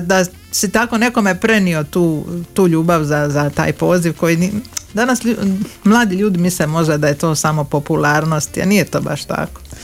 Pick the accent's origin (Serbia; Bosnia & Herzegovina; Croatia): Croatia; Drniš, Šibenik-Knin County; ja pošto dolazim iz Drniša